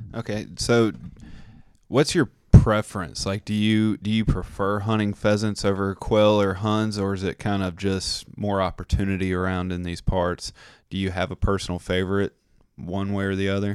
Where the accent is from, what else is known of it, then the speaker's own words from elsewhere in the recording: Tennessee, United States; we're from Tennessee